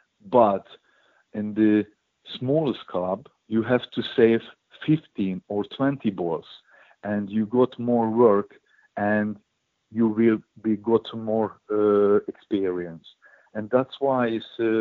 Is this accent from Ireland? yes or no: no; Hungary; born or raised there; English is a second language